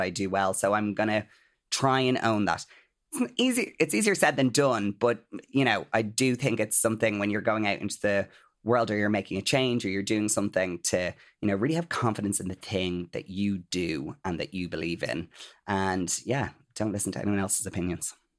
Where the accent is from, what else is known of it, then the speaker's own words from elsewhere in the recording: Ireland; as Irish people